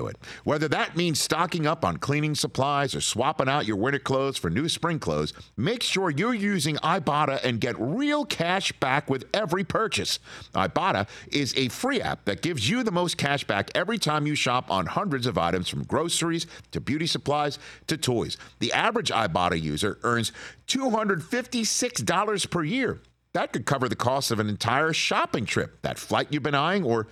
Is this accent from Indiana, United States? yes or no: no; New York City, New York, United States; As a young tot growing up in Staten Island, New York